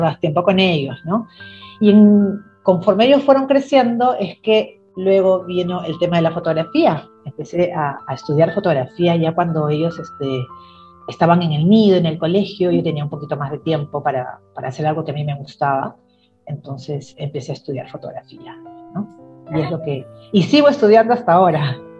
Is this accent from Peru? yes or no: yes; Chimbote, Ancash, Peru; also born or lived in Trujillo, Peru; now in Lima, Peru; Yo nací en la ciudad de Trujillo, aquí en Perú, en la ciudad de la primavera, pero desde muy pequeñita me fui a vivir a la ciudad de Chimbote